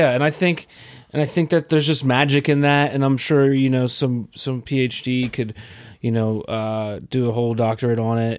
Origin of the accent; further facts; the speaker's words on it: York, Pennsylvania, United States; now in Pittsburgh, United States; I'm from York, Pennsylvania, so it doesn't have any sort of scene at all.